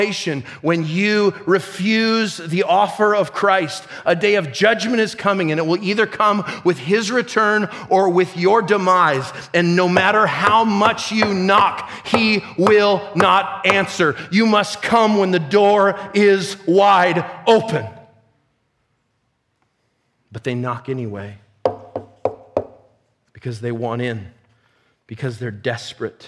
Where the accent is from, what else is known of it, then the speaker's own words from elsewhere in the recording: United States; I'm an American